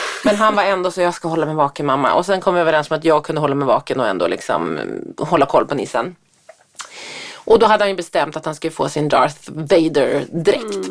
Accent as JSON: {"language": "Swedish", "town": "Härnösand", "region": "Västernorrland County", "country": "Sweden", "moved": "yes", "said": "Härnösand där jag kommer ifrån, där min mamma och pappa bor"}